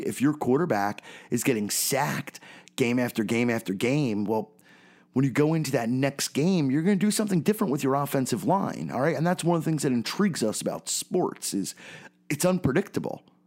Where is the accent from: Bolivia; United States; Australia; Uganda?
United States; Philadelphia, Pennsylvania; growing up in Philadelphia, I'm a 32 year old guy